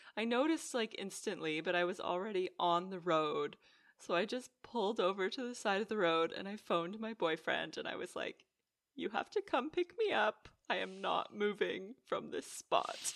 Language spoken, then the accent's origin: English; Canada; now in Netherlands; growing up in Canada, the roads there, they're so big